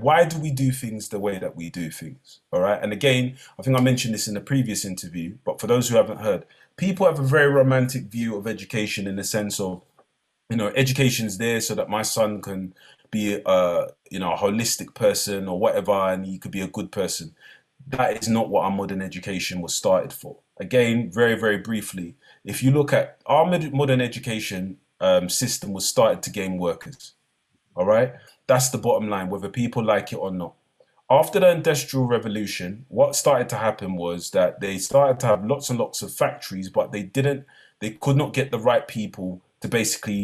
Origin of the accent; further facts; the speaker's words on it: London, United Kingdom; I came from East London